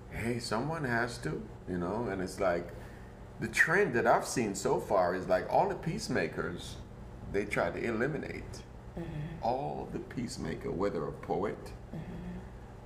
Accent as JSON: {"language": "English", "country": "Jamaica", "tie": "born or raised there", "also_born_or_lived": "Germany", "moved": "yes", "lives_now": "Portland, United States", "said": "growing up in Jamaica"}